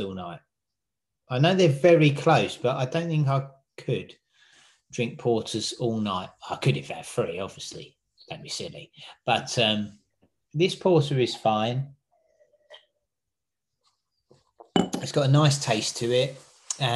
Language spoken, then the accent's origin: English; England, United Kingdom; as an Englishman